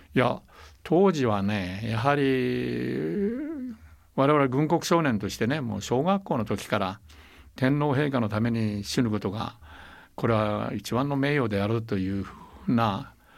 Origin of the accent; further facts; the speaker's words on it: Taiwan; 私は台湾生まれ台湾育ちですから